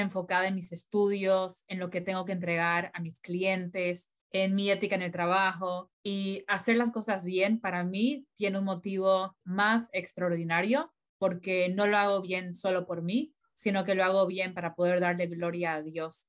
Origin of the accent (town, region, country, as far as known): Bolivia; also born or lived in Colorado, United States; now in United States